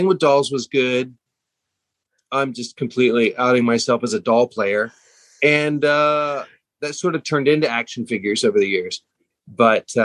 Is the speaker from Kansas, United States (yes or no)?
yes; Hutchinson, Kansas, United States; moved away as an adult; also born or lived in Wichita, Kansas / Dallas, Texas / New York; I grew up in Hutchinson, Kansas